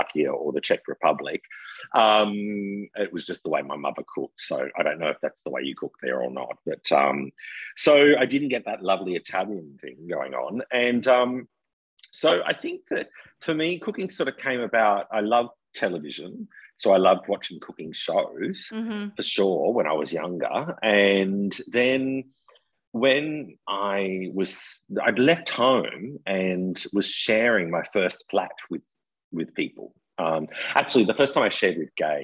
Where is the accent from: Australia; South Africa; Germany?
Australia; I'm Australian